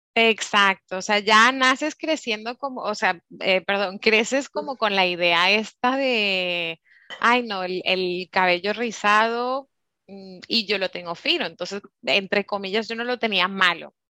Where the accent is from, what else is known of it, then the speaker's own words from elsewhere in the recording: Curaçao; moved away; also born or lived in Germany; mi hermano y yo pues nacimos en, en Alemania, entonces un poquito así de, de, los dos lados, pero sí que es cierto que yo me crié en Curazao